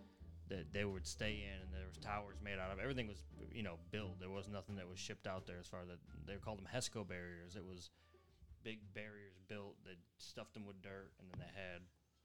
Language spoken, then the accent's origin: English; United States; we follow them as Americans